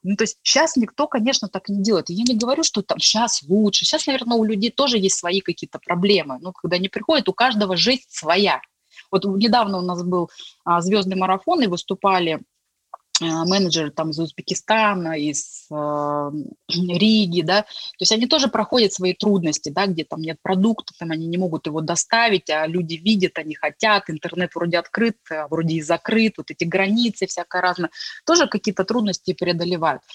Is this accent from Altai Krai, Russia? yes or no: yes; Gorno-Altaysk, Altai Krai, Russia; moved away; also born or lived in Tomsk; мой родной город, откуда я родом, это Горно-Алтайск, это республика Алтай